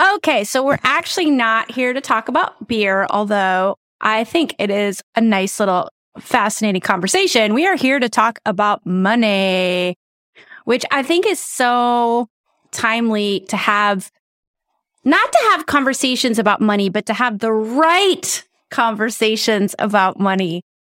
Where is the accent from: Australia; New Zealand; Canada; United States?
United States; South Dakota; I'm originally from South Dakota